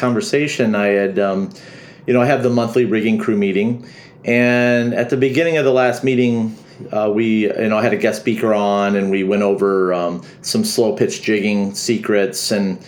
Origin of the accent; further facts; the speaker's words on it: Illinois, United States; also born or lived in Minnesota; now in Florida Keys, United States; I'm a redneck from Illinois